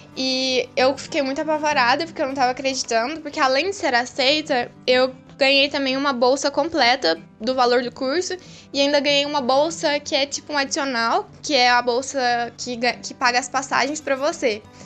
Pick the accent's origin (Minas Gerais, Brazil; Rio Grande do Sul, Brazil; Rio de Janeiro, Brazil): Minas Gerais, Brazil; Guaxupé; eu sou de Guaxupé, é uma cidade bem pequena